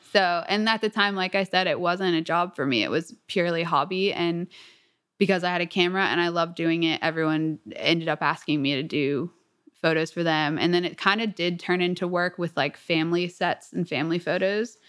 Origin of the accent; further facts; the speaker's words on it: Atlanta, Georgia, United States; I grew up in Atlanta, a little bit south of Atlanta.